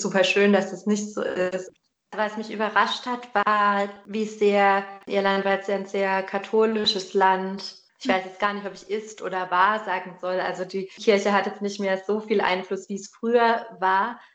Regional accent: Germany; moved away as an adult; aus meinem Leben in Deutschland, also so, da, wo ich aufgewachsen bin

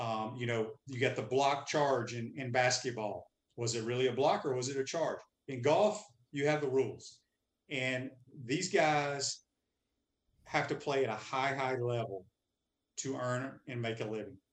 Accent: Mississippi, United States; I grew up in Mississippi

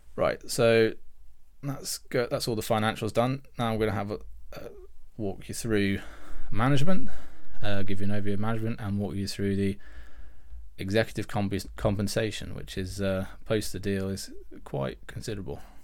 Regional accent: United Kingdom; I'm British

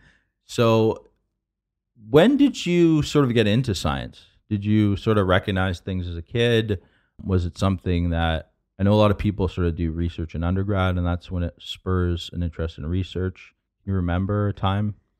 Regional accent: London, Ontario, Canada; moved away as an adult; now in San Francisco, United States; growing up in London, Ontario

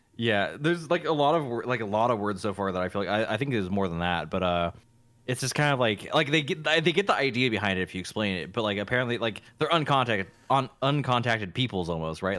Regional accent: Encinitas, California, United States; moved away; Encinitas is, like, basically my hometown

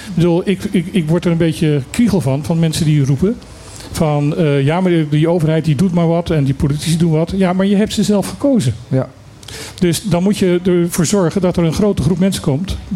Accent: Netherlands; We zijn Nederlanders, hè, dus heel hardleers.

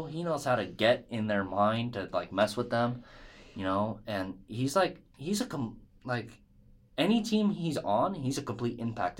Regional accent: Newport Beach, California, United States; Newport Beach, which is in my hometown.

